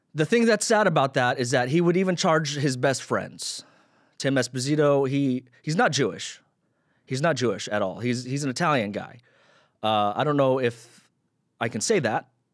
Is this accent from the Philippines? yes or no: yes; Philippines; I'm Filipino